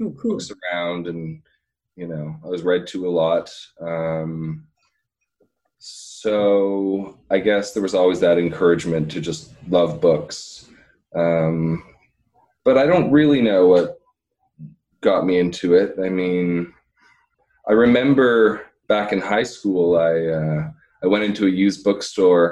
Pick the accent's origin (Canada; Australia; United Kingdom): Canada; Hamilton, Ontario; also born or lived in Dundas, Ontario / Waterdown, Ontario / China; now in Burlington, Canada; I was born in Hamilton